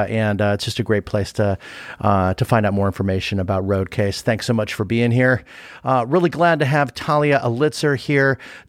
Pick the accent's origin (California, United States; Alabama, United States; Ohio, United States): California, United States; Los Angeles; I grew up